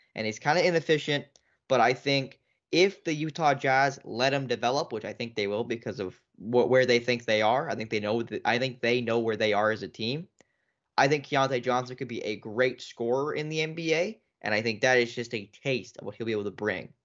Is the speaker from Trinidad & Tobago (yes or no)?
no; Canada; as a Canadian fan